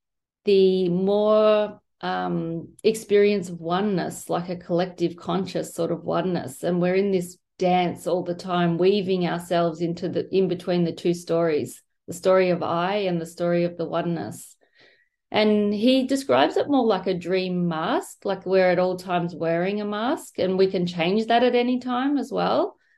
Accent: Melbourne, Victoria, Australia; I'm a psychologist from Melbourne, Australia.

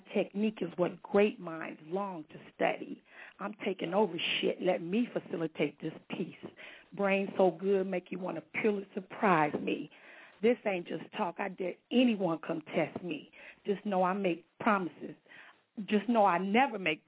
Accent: Long Beach, California, United States; I'm from Long Beach, California, repping the LBC

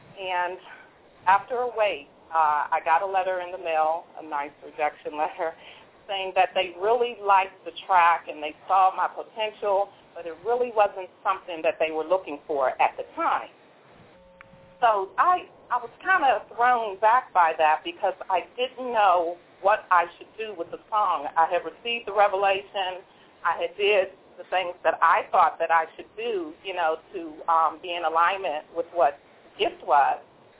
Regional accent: Washington, District of Columbia, United States; they asked me to come to Washington, D.C., which is my hometown, by the way, and enter the poetry contest.

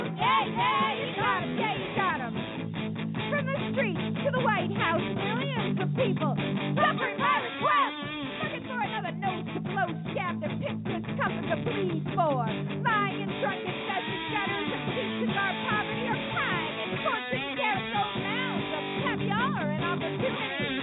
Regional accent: Pennsylvania, United States; now in Arizona, United States; I'm from Pennsylvania

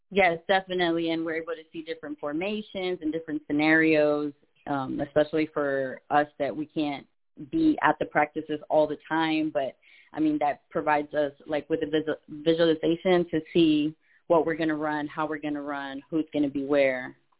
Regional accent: Laredo, Texas, United States; I'm from Laredo

